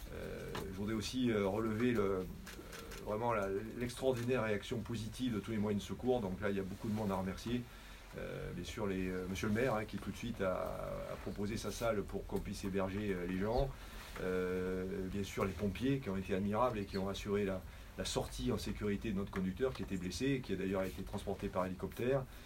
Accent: France; quand on est français

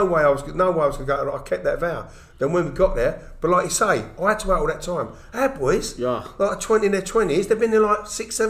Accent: London, United Kingdom; I was born in Guy's Hospital. Right. Like all the rest of the family, but brought up in Rotherhithe.

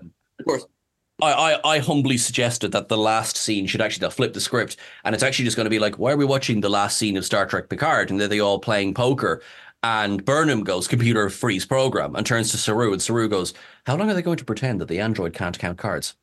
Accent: Ireland; I'm Irish

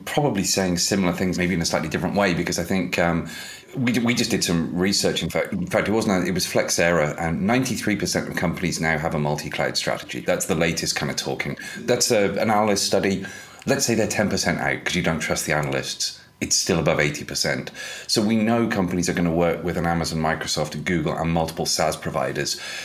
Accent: United Kingdom; I'm British

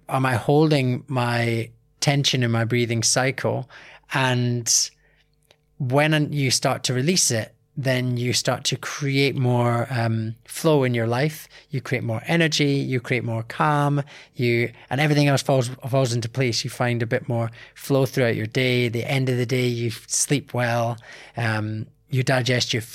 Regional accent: Scotland, United Kingdom; from a young age doing martial arts, growing up in Scotland

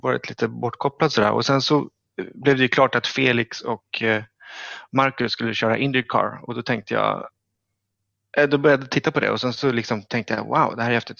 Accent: Stockholm, Stockholm County, Sweden; jag är från Stockholm

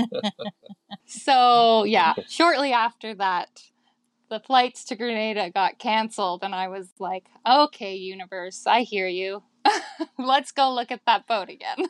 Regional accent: Victoria, British Columbia, Canada; I am from Victoria in Canada.

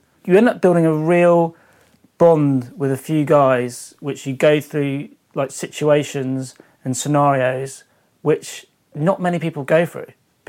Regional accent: England, United Kingdom; oh, where are you from? Oh, England. All right, mate, yeah. Like, you know, so there's never any pressure. And as English people, we're always pretty polite and easy to get along with.

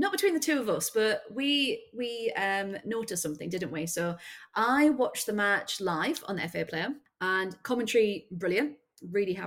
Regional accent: England, United Kingdom; we are English

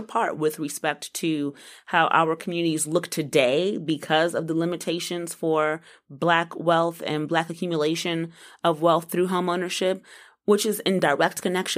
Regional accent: Washington, District of Columbia, United States; now in North Carolina, United States; I'm from D.C. I'm from Northwest D.C.

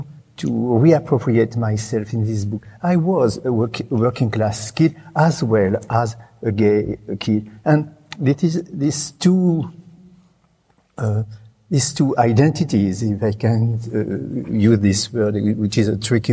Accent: Reims, Grand Est, France; English is a second language; moved away

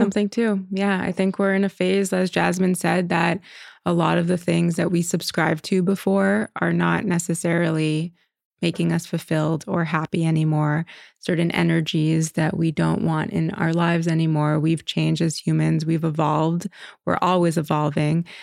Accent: Montreal, Quebec, Canada; moved away as an adult; now in New York, United States; I am born and raised in Montreal. I moved to New York at about twenty-one years old, right after college.

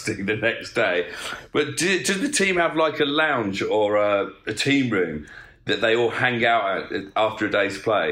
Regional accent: England, United Kingdom; as an Englishman

